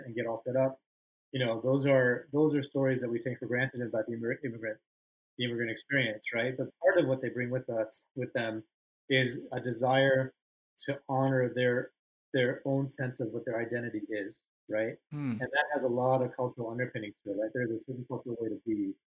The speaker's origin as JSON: {"language": "English", "country": "United States", "tie": "born or raised there", "said": "I was born in the States, but my parents had recently immigrated"}